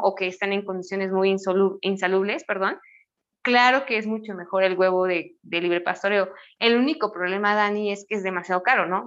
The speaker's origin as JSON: {"language": "Spanish", "country": "Mexico", "said": "yo soy mexicana"}